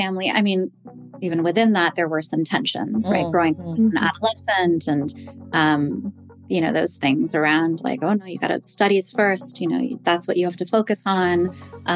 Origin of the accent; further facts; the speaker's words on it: Toronto, Ontario, Canada; now in Manhattan, United States; I was born in Toronto